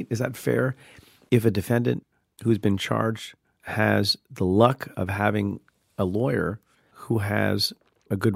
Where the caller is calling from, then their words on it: Long Beach, California, United States; from Long Beach, California